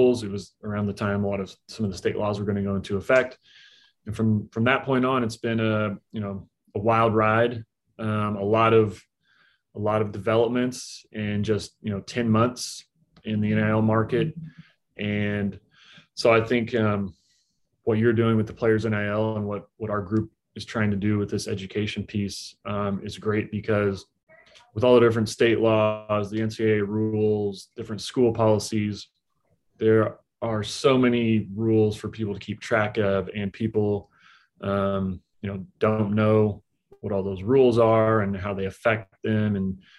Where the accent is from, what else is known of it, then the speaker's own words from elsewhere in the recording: Topeka, Kansas, United States; moved away as an adult; also born or lived in San Francisco, California; now in Kansas City, United States; In 2011, I moved to Kansas City, which is where I live now, which is close to where I grew up in Topeka, Kansas